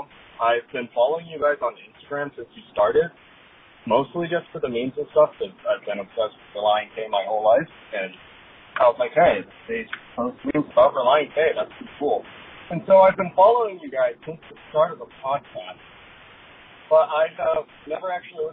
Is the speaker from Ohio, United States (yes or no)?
yes; Canton, Ohio, United States; I am from the Canton area. I went to a high school that was in the same athletic district as